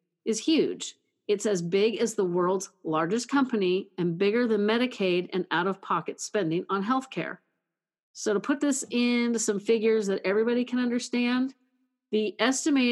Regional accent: California, United States; California, my home state

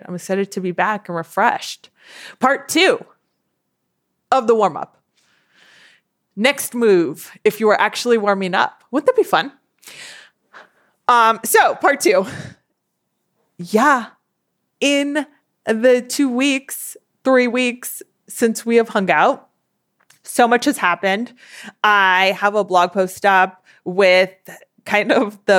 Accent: Southern California, United States; I was born and raised in Southern California

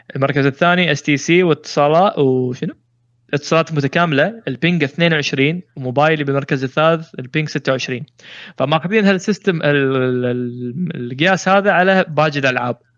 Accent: Kuwait; عندنا بالكويت

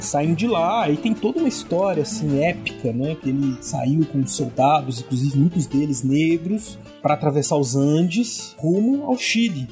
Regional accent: Brazil; nós brasileiros

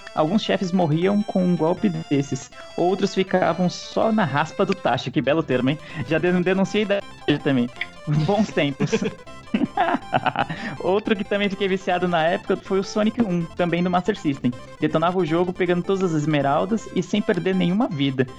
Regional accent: São Paulo, Brazil; Eu sou de São Paulo

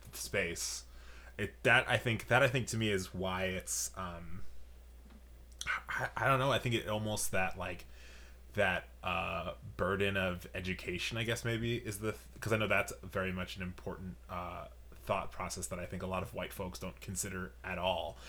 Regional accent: New York, United States; now in Chicago, United States; I'm from New York

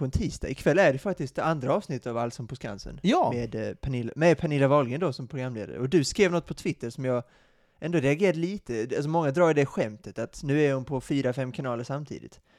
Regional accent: Sweden; Vi är ju svenskar, ja vi är svenskar.

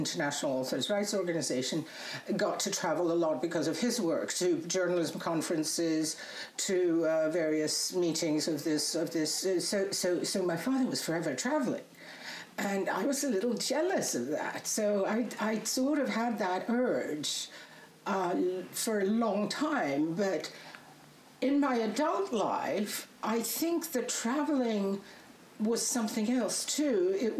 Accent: Poland; English is a second language; You know, when I was growing up in Poland in communist days, it was it wasn't that easy to travel, right?

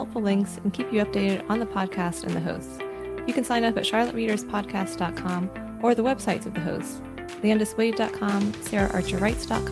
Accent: North Carolina, United States; moved away as an adult; When I returned to my home state of North Carolina after several years living in other states and abroad

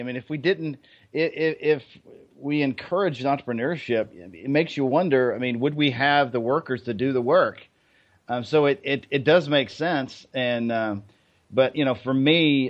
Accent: Germany; So for me, I guess, you know, I grew up in Germany. On a military base.

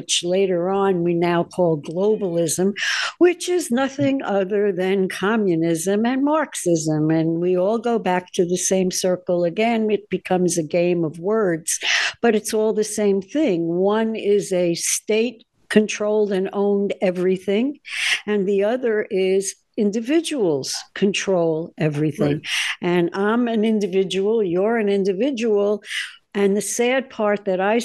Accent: the North, United States; I grew up in the North

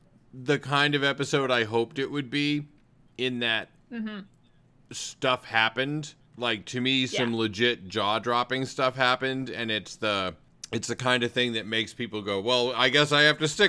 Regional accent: Maine, United States; moved away; I've lived a lot of places. I mean, I'm only from Maine

